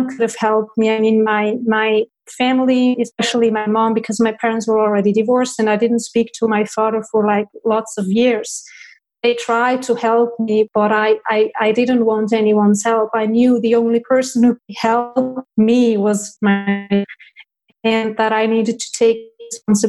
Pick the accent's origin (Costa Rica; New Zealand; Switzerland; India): Switzerland; I was born in Switzerland and I have 5 siblings, 4 sisters and 1 brother